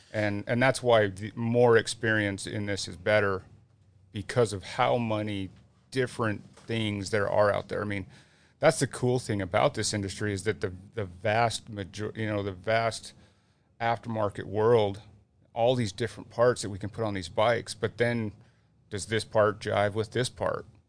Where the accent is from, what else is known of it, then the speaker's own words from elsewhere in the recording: Utah, United States; growing up in Utah and being around it and having family that is in it